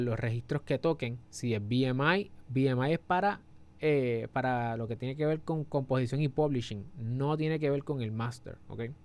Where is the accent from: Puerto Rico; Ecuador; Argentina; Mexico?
Puerto Rico; somos de Puerto Rico